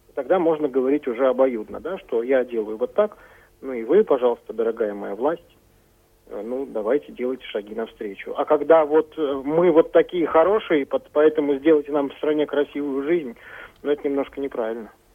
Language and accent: Russian; Kazakhstan; now in Kaliningrad, Russia; Я сам родился в Казахской ССР